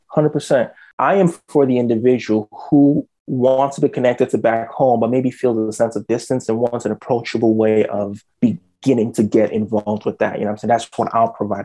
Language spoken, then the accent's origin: English; Nigeria; now in Canada; I was born and raised in Nigeria.